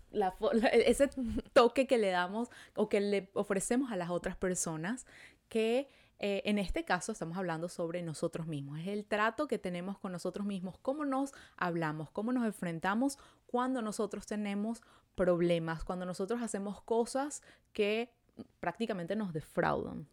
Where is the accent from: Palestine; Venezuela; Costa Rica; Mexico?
Venezuela; now in Montreal, Canada